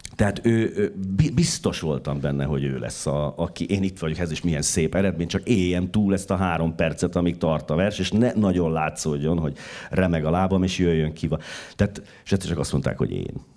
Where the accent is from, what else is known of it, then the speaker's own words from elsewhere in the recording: Szombathely, Vas, Hungary; now in Budapest, Hungary; bekerülsz a vidéki városban, Szombathelyen, ahol születtem